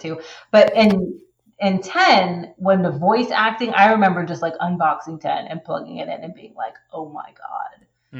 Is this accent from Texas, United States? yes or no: yes; Texas, United States; moved away as an adult; now in Canada; I'm originally from Texas.